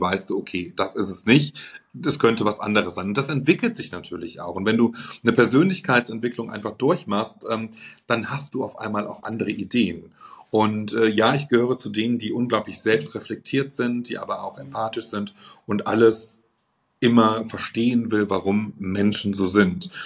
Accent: Germany; bei uns in Deutschland

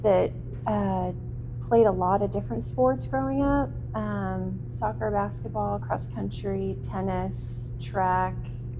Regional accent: Terre Haute, Indiana, United States; also born or lived in Dayton, Ohio; I grew up in a small town. I'm from Terre Haute

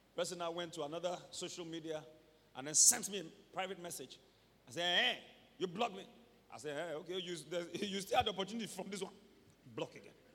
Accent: Ibadan, Oyo, Nigeria; growing up in Mokola

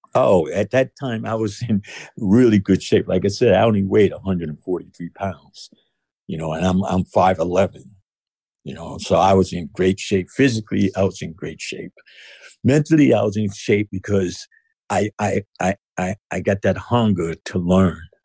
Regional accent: New York City, New York, United States; moved away as an adult; now in West Virginia, United States; I was born in Brooklyn, New York

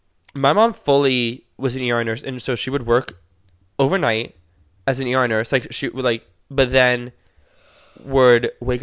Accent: Florida, United States; born there; Since I was born in Florida

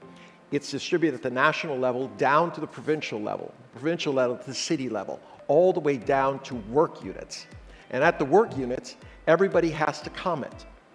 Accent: United States; moved away as an adult; now in China; I'm an American.

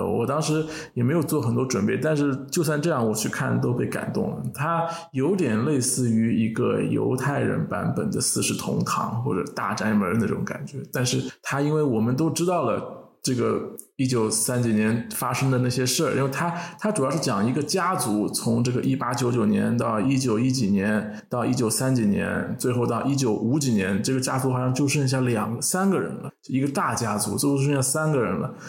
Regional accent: Shanghai, China; 就我听到上海这个词，因为我是上海人，所以听到上海这个词还蛮一惊的啊！

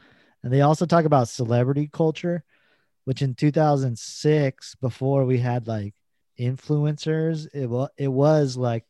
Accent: Queens, New York, United States; It's just I'm like, I'm from Queens, but you're gonna hear me, Manhattan.

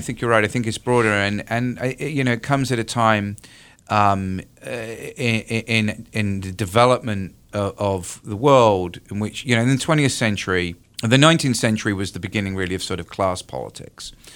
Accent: United Kingdom; moved away as an adult; now in North Carolina, United States; I'm originally from the U K

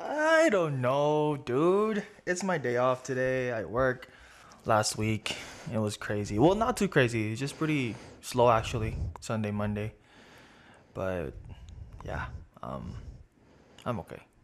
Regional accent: Philippines; now in Las Vegas, United States; I grew up in the Philippines

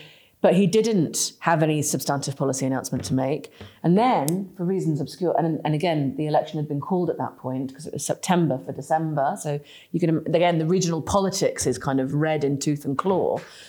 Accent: England, United Kingdom; despite being the kind of northern policy firmament, we are still English people, right?

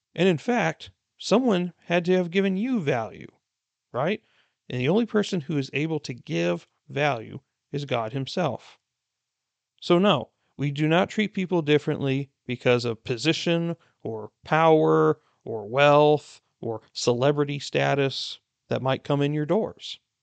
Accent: United States; being an American myself

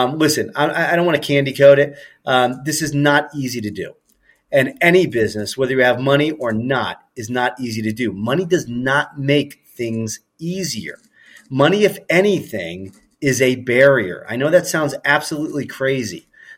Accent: Ohio, United States; growing up in Ohio

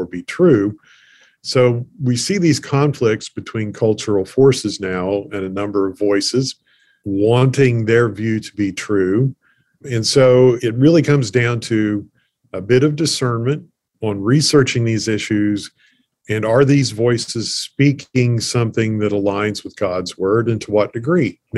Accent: Appalachia, United States; being an Appalachian

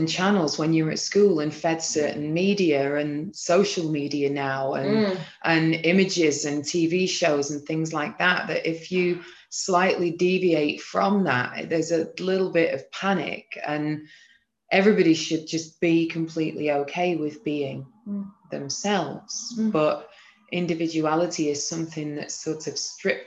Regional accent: Manchester, North West England, United Kingdom; moved away as an adult; now in Copenhagen, Denmark; I'm from Manchester.

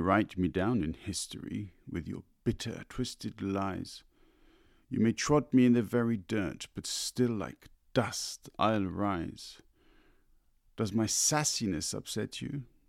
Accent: London, United Kingdom; I grew up in London

